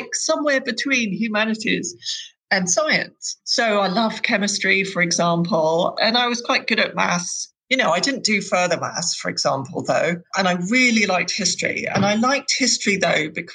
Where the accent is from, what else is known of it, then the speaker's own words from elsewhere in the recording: London, United Kingdom; grew up in West London, in Hounslow, Chiswick.